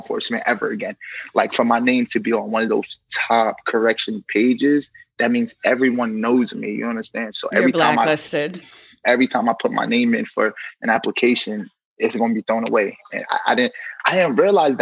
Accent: New York City, New York, United States; I'm from New York City, from Brooklyn

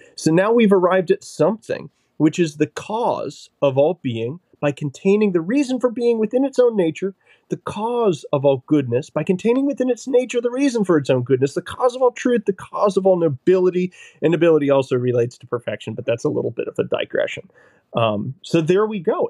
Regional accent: New Hampshire, United States; Originally from New Hampshire.

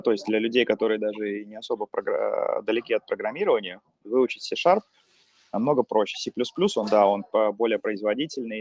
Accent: Pskov, Pskov Oblast, Russia; moved away as an adult; also born or lived in Saint Petersburg; now in Finland; сам из Пскова

